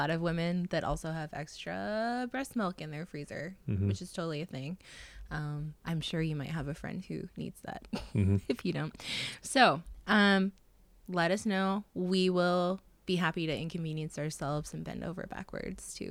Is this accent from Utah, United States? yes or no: no; South Dakota, United States; moved away; also born or lived in Iowa; I grew up in the country in South Dakota